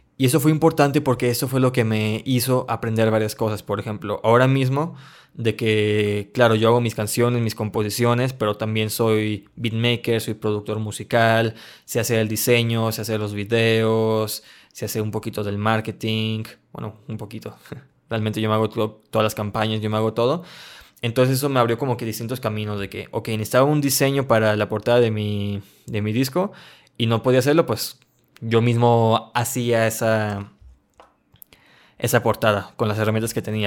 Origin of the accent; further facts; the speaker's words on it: León, Guanajuato, Mexico; yo soy de León, Guanajuato, México